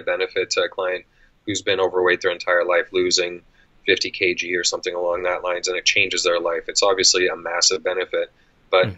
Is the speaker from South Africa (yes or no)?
no; Canada; accent: Canadian; also born or lived in Edmonton, Alberta; if you can't tell by the accent, I'm Canadian. I live in Edmonton, Alberta